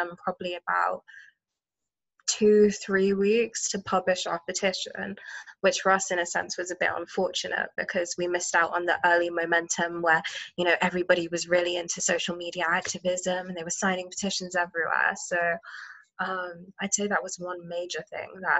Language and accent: English; Oxford, South East England, United Kingdom; grew up in Oxford.